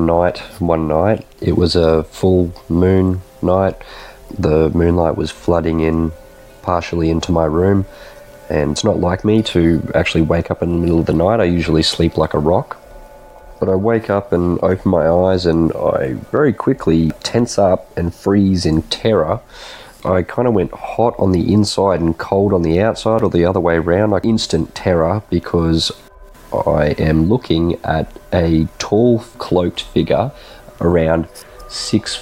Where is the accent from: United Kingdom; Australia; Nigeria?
Australia; Brisbane, Queensland; I'm from Brisbane, Australia.